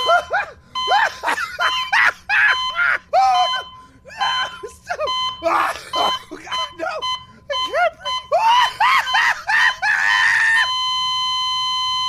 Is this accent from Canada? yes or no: yes; Niagara, Ontario, Canada; I'm from Niagara, Ontario